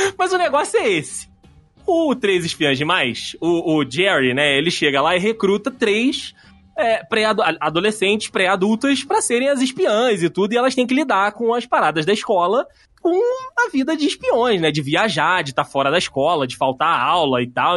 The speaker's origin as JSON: {"language": "Portuguese", "area": "Rio", "region": "Rio de Janeiro", "country": "Brazil", "said": "eu sou do Rio."}